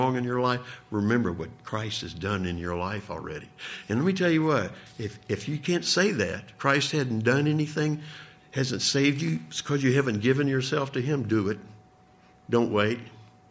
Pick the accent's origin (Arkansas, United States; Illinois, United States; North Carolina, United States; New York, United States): Arkansas, United States; moved away; where I grew up back in Arkansas